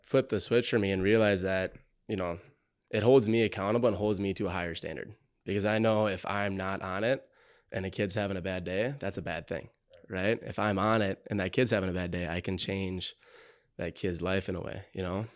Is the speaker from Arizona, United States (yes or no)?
no; Montgomery, Minnesota, United States; I grew up in Montgomery, Minnesota.